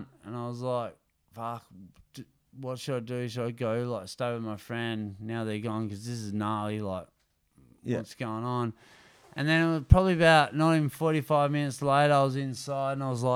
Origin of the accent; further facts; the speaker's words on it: Greystown, Western Australia, Australia; growing up in Greystown